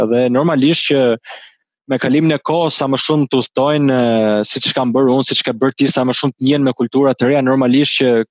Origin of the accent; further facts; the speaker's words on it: Albania; un vet jam rritur në Shqipëri